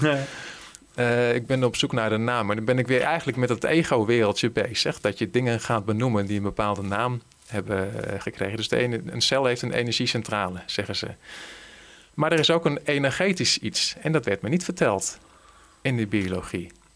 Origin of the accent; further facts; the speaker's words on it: Veluwezoom, Gelderland, Netherlands; waar ik ben opgegroeid, ergens in de Veluwezomer